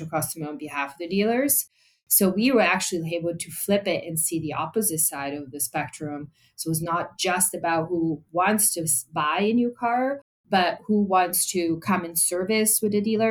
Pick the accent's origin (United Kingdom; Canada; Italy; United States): Italy; moved away; I'm European. Yeah. I come from Italy